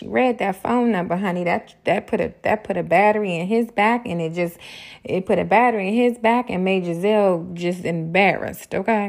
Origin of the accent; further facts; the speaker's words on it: Baltimore, Maryland, United States; now in Atlanta, United States; I live in Atlanta, I'm from Baltimore.